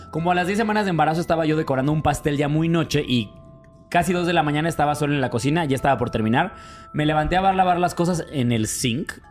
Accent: Mexico; Es porque soy muy mexicano.

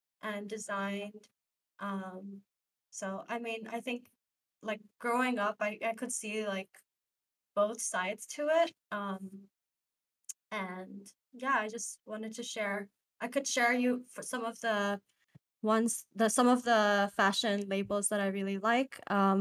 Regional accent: Dubai, United Arab Emirates; now in New York, United States; I grew up in Dubai

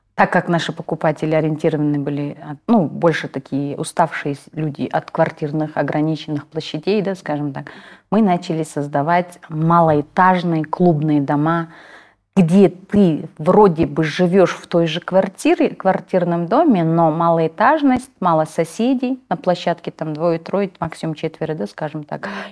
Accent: Kazakhstan; first language Kazakh; Russian is a second language; мы живем, родились в Казахстане, хотим развиваться в Казахстане

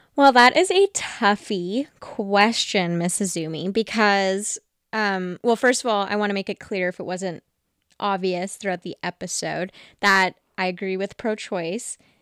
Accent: Vancouver, British Columbia, Canada; I'm a young woman living in Vancouver, grew up in Vancouver

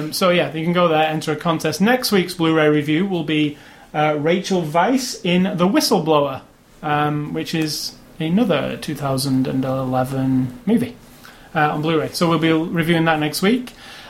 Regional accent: United Kingdom; because I'm British, and it's obviously a British at heart story.

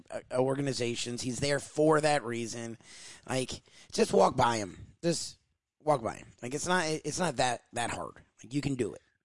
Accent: South Florida, United States; I'm born and raised in South Florida

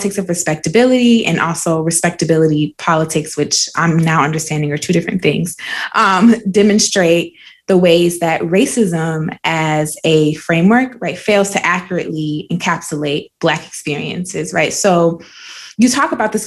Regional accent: South Carolina, United States; I'm from South Carolina

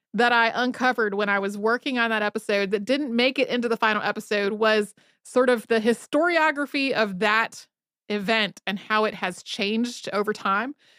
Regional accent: North Carolina, United States; growing up in North Carolina

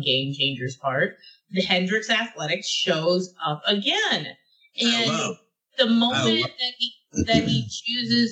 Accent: Houston, Texas, United States; I grew up in Southwest Houston

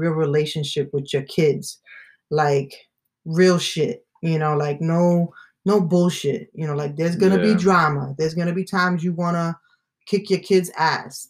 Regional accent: New York City, New York, United States; I am originally from Staten Island, New York

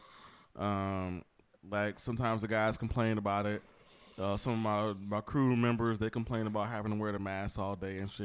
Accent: Wisconsin, United States; we are from Wisconsin. Me and you both live in Wisconsin

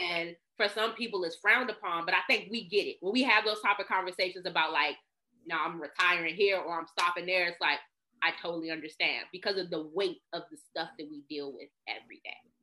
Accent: Washington, District of Columbia, United States; I'm from Northeast DC, baby. You know, I'm from, I'm the pride of Capitol Hill

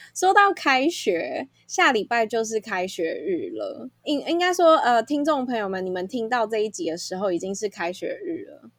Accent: Taipei, Taiwan; also born or lived in Canada; 身为台北人

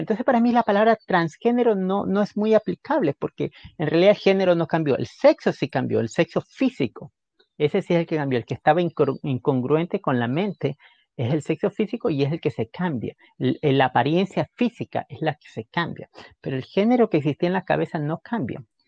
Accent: Guayaquil, Guayas, Ecuador; moved away as an adult; creciendo en Guayaquil en esos tiempos

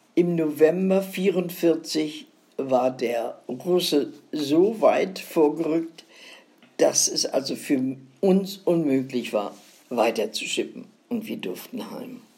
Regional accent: Northern Germany, Germany; Als Norddeutsche gehst du ja, gerne wieder nach Norden.

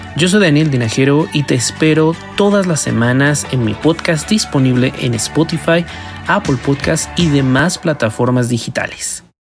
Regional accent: Xalapa, Veracruz, Mexico; moved away as an adult; also born or lived in Coatepec, Veracruz / Italy; now in Mexico City, Mexico; yo soy de Jalapa, Veracruz.

